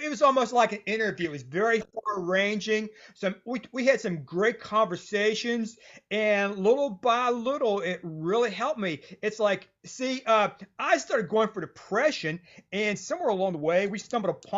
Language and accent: English; West Virginia, United States; I'm a writer from West Virginia